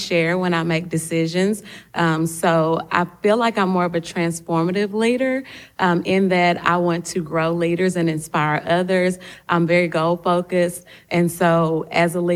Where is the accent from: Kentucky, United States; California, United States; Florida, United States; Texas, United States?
Texas, United States; Longview; also born or lived in Tyler, Texas; The chapter that I'm in is in Longview, which is my hometown